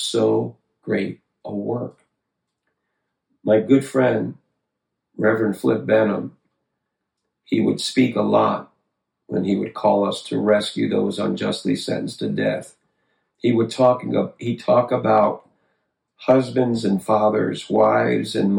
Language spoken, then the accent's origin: English; Connecticut, United States; I grew up in Connecticut. That's the state I grew up